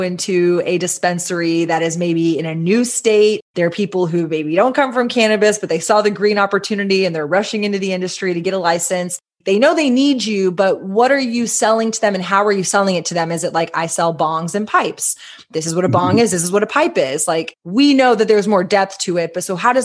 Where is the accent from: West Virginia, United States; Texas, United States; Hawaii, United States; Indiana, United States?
Texas, United States; as a Texan